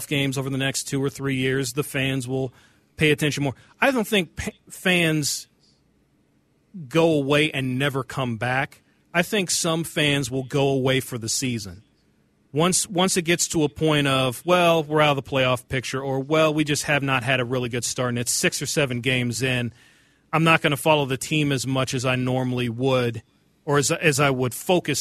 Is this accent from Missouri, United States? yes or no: yes; Kansas City, Missouri, United States; I'm from Kansas City